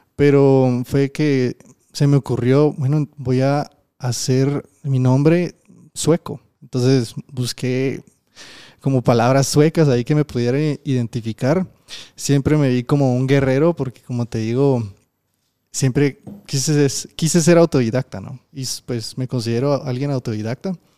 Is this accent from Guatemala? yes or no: yes; Guatemala; yo también soy de Guate